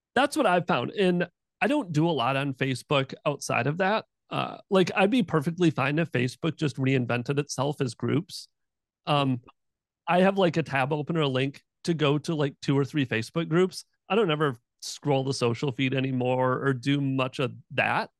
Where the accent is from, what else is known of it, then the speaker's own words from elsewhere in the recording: Michigan, United States; now in Jacksonville, United States; I grew up in Michigan